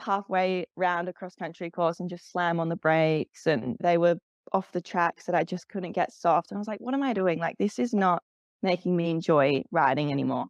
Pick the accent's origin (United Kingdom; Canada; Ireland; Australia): Australia; Canberra, Australian Capital Territory; moved away as an adult; also born or lived in Sydney; I grew up in Canberra